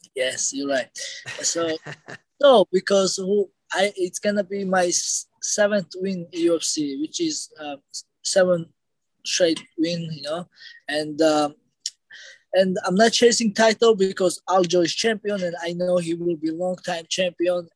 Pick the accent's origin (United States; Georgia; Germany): Georgia; we are from Georgia. We're brothers